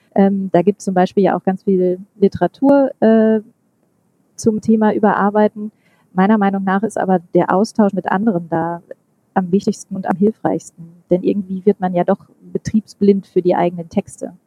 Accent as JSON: {"language": "German", "town": "Münster", "region": "North Rhine-Westphalia", "country": "Germany", "also_born_or_lived": "Oslo / Hamburg / Stuttgart", "said": "ich bin Münsteraner und ähm, ich habe ein paar Stationen hinter mir. Ich war eine Zeit lang in Oslo, in Hamburg und in Stuttgart und wohne aber inzwischen wieder in Münster"}